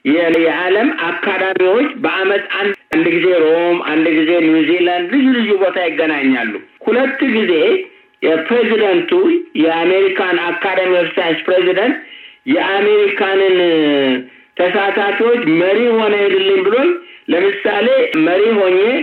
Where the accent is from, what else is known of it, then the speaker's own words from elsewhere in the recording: Adama, Oromia, Ethiopia; moved away as an adult; now in United States; የናዝሬት ልጅ ነኝ። ናዝሬት ነው ያደግኩት